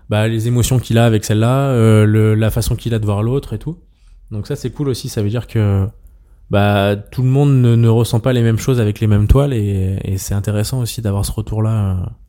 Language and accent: French; Troyes, Grand Est, France; j'ai grandi une partie de mon enfance en Champagne à Troyes et les maisons à Colombage les trucs comme ça c'est trop bien